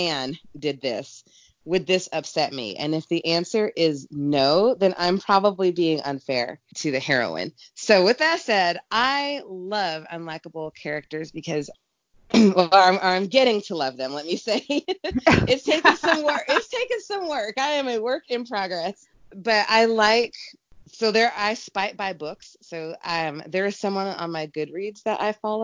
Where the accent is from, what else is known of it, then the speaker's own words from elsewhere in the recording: the South, United States; I grew up in the South, and so you are always taught to be like sweet as pie in the South